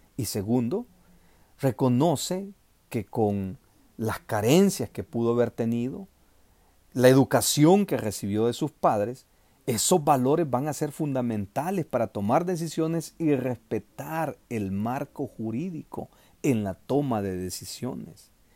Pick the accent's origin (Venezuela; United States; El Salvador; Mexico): El Salvador; los salvadoreños tenemos que presionar